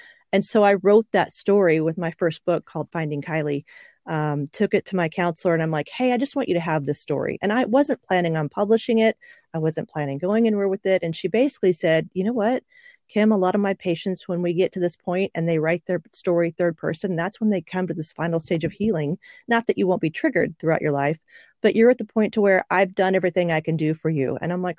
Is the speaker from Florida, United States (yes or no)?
no; Oklahoma, United States; also born or lived in Okinawa; 1990, so I'm actually an Oklahoman. And I, since I lived in Okinawa for a while, I'm an Okie from an Okie.